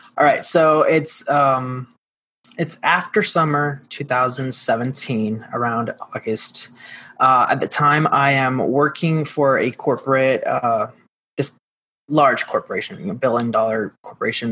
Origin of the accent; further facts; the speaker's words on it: Mayagüez, Puerto Rico; I am originally from Puerto Rico, born and raised um, in the little town called Mayagüez in the west side of the island